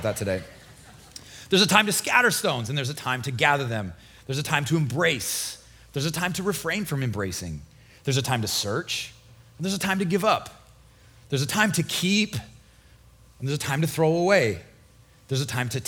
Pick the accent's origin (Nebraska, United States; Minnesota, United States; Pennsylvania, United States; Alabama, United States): Nebraska, United States; moved away as an adult; now in Florida, United States; I'm from Nebraska. We had four seasons, really long, cold winter, really hot summer